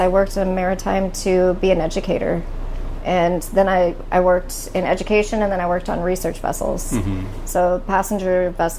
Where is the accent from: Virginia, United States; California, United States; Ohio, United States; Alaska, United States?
Alaska, United States; Anchorage; I grew up in Peters Creek, which doesn't have a zip code, but it's in the municipality of Anchorage, South Central Alaska. It's on the road system.